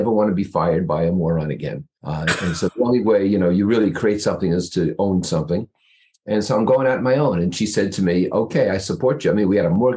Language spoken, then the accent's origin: English; New Jersey, United States; moved away as an adult; now in East Greenwich, United States; I'm from just across the river in New Jersey, right opposite the Empire State Building.